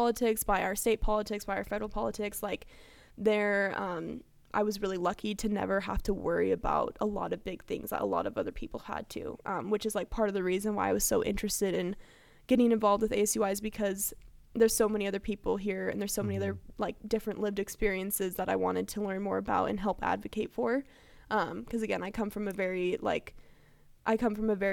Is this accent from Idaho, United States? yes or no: yes; Coeur d'Alene, Idaho, United States; also born or lived in California; I'm actually originally from California, but I moved to Idaho for fourth grade and on.